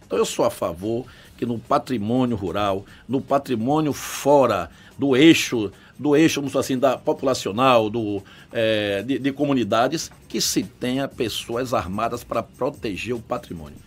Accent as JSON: {"language": "Portuguese", "town": "Salvador", "region": "Bahia", "country": "Brazil", "tie": "born or raised there", "also_born_or_lived": "Coração de Maria, Bahia", "said": "eu moro em Salvador, há 52 anos. Eu tenho 61 anos de idade, vim para aqui com 9 anos de idade, estudei aqui"}